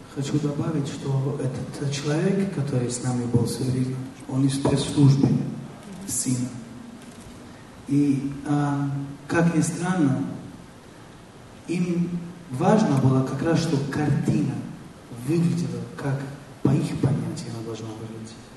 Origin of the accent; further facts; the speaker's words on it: Italy; Russian is a second language; moved away; я сам из Италии, у нас в Италии